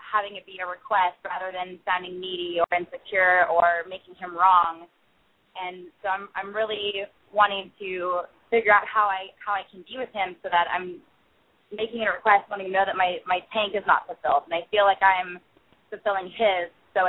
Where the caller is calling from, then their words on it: Los Angeles, California, United States; I'm calling from Los Angeles.